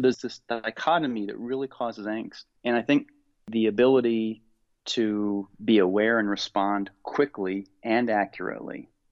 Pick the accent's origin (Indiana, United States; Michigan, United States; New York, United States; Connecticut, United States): Indiana, United States; Growing up in Indiana and playing basketball